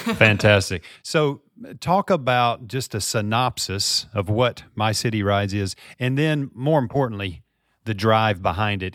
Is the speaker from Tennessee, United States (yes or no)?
yes; Memphis, Tennessee, United States; here in my hometown of Memphis, Tennessee